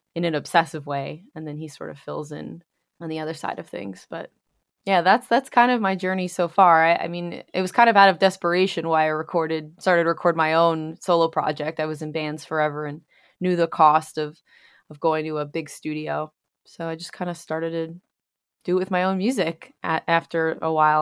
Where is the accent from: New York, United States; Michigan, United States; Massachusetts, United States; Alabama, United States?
New York, United States; moved away as an adult; now in Pennsylvania, United States; I'm originally from New York and spent most of my time there, and then recently have relocated to Pennsylvania.